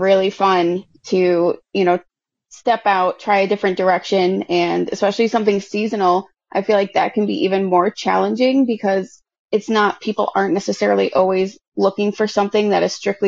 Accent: Massachusetts, United States; moved away as an adult; now in Syracuse, United States; I grew up in Massachusetts, like right on the border of New Hampshire. And I moved out to Syracuse when I was 19.

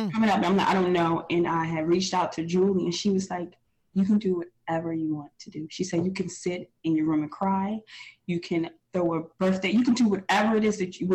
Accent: Pennsylvania, United States; moved away; we're from originally from Pennsylvania

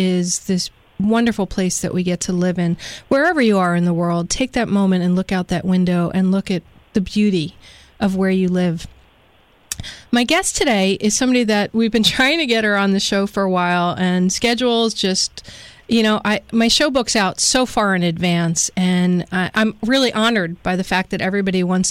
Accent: United States; as a woman who was born and raised in the United States

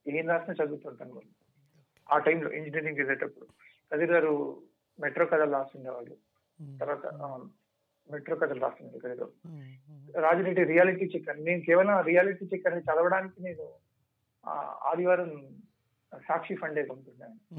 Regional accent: Nalgonda, Telangana, India; అది నల్గొండ నాకు నల్గొండ

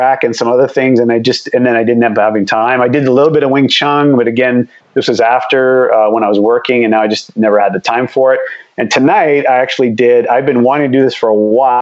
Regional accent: near the Michigan border, Ontario, Canada; I grew up in Canada, but we were close. I was on the Michigan border.

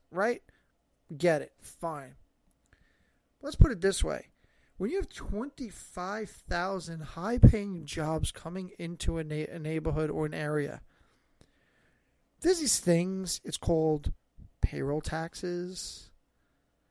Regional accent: New York, United States; also born or lived in Staten Island; somebody who's born and raised in New York. I live here

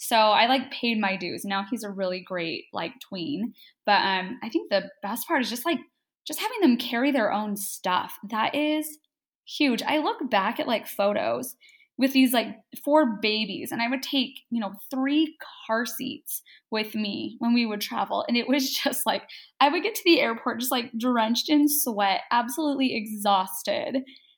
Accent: Flagstaff, Arizona, United States; born there; So I was born in Flagstaff, Arizona. We didn't live there too terribly long. I don't remember anything about it. Some point we moved around Arizona a little bit.

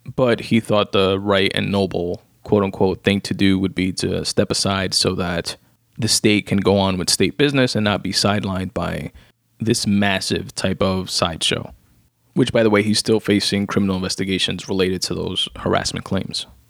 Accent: New York, United States; me as a New Yorker

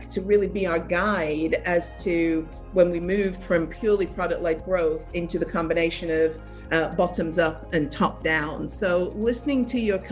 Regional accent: England, United Kingdom; moved away as an adult; now in United States; I'm originally from England, but been living in the States for

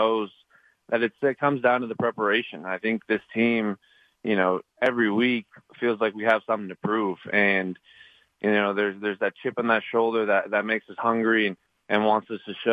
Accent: Montana, United States; I'm from Montana

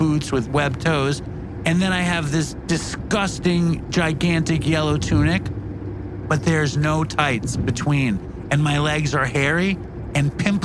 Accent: New York City, New York, United States; I'm a New Yorker

